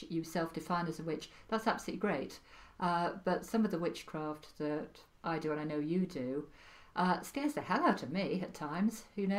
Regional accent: Wales, United Kingdom; accent: Welsh; My Welsh accent died a long time ago. But yes, I am Welsh.

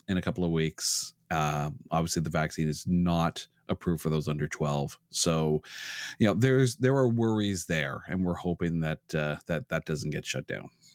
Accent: Ottawa, Ontario, Canada; now in Toronto, Canada; I was born in Ottawa, and then I moved to Toronto about, uh, well, twenty years ago

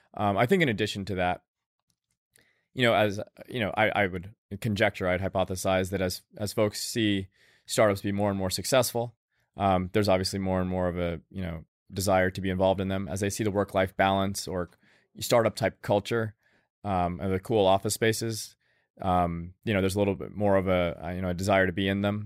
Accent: Tallahassee, Florida, United States; I grew up in Tallahassee, Florida

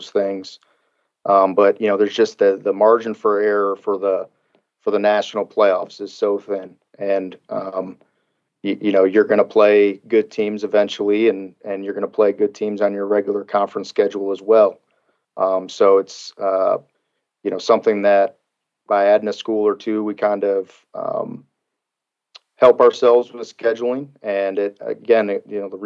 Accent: Illinois, United States; now in Kentucky, United States; I'm a Midwest guy. I come from Illinois

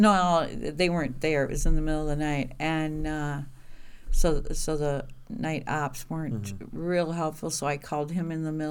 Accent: Willard, Wisconsin, United States; I am from Willard.

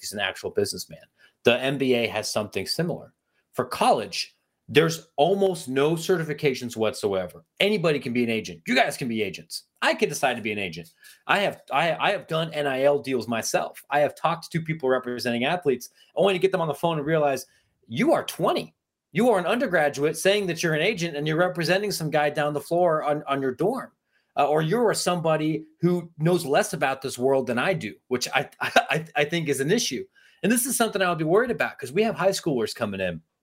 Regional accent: Ohio, United States; I'm from Ohio

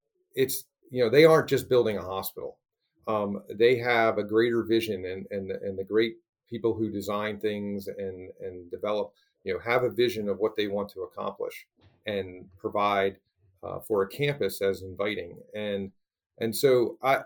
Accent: East Coast, United States; now in Portland, United States; I'm from the East Coast

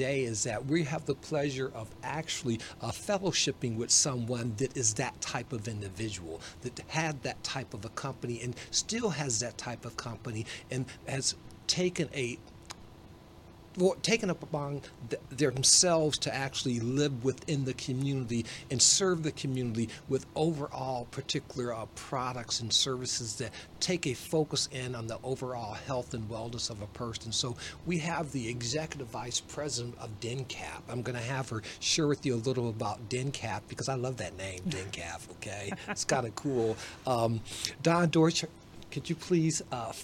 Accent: Detroit, Michigan, United States; moved away as an adult; also born or lived in Pacific Northwest / Seattle area; I grew up in the Detroit area, although I spent my adult life in the Pacific Northwest.

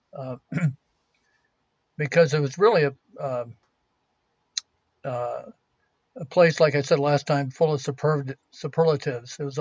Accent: California, United States; I'm from California, but I'm a poor archaeologist

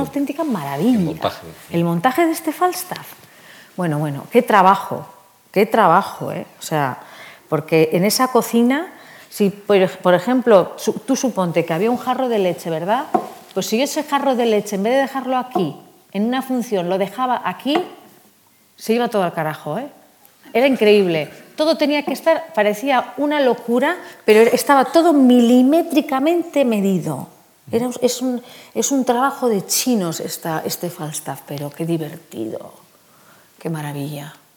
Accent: Basque Country, Spain; Soy vasca

